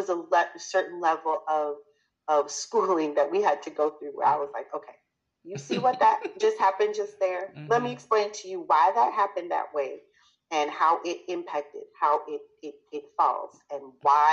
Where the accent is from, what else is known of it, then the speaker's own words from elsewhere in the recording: New York, United States; moved away as an adult; I was born in New York. I'm a New Yorker. I consider myself a New Yorker always. Even though I haven't lived in New York for, oh my goodness, going on about 20 years now.